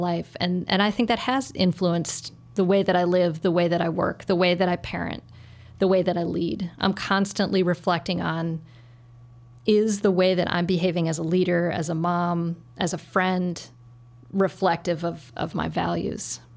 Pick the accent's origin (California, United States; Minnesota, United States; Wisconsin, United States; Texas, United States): Minnesota, United States; Saint Paul; moved away as an adult; now in Chicago, United States; I grew up in Saint Paul, um, and, which was a, a wonderful place to grow up